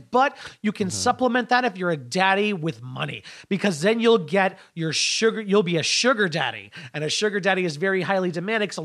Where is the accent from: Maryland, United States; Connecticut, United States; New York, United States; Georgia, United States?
Connecticut, United States; Uh, yeah, I grew up in Eastern Connecticut.